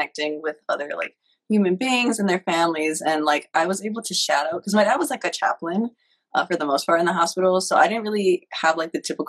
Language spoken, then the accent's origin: English; Cleveland, Ohio, United States; moved away as an adult; also born or lived in Atlanta, Georgia / Nashville, Tennessee; now in Brooklyn, New York, United States; I was born and raised in Cleveland, Ohio